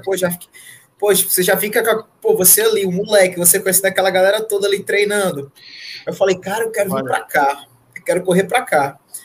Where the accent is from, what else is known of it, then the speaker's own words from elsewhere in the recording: Fortaleza, Ceará, Brazil; moved away as an adult; now in Natal, Brazil; Eu não sou daqui, eu sou de Fortaleza. Eu cresci em Fortaleza, sou de lá, nasci lá, cresci lá, me criei